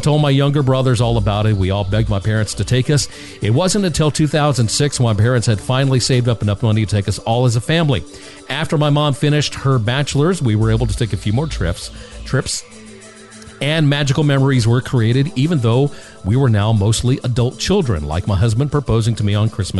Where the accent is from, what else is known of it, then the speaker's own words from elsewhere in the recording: West Virginia, United States; I grew up in West Virginia, where being wealthy meant being able to go to the Barnum and Bailey Circus when it was in town.